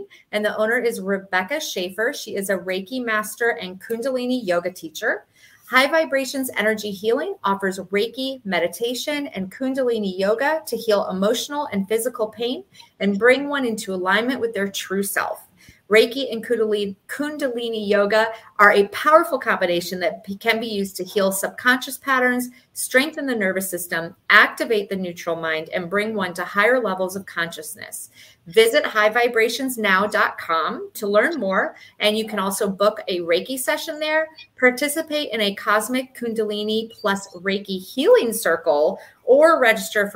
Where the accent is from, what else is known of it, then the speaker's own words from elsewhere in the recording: Michigan, United States; now in South Florida, United States; I'm from Michigan